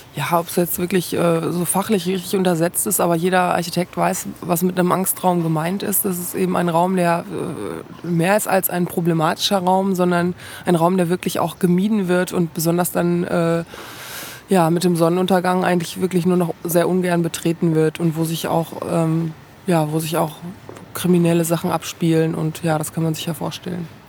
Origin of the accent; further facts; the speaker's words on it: Paderborn, North Rhine-Westphalia, Germany; moved away as an adult; also born or lived in Düsseldorf / Berlin / Dresden; ich komme aus Paderborn. Ich bin aber nach dem Abitur mit wehenden Fahnen äh, hier weggegangen und bin vor fünf Jahren nach 17 Jahren Abwesenheit zurückgekommen.